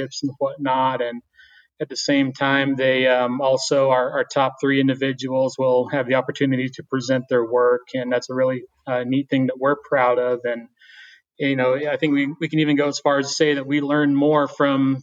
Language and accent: English; Shiprock, New Mexico, United States; also born or lived in Texas; I was born and raised right here in Shiprock.